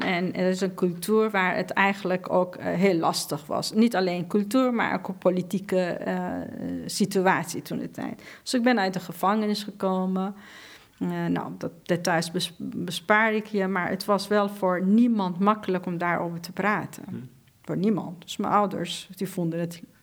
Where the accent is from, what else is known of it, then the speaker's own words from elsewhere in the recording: Iran; Dutch is a second language; now in Netherlands; in Iran, in een land waar ik ben geboren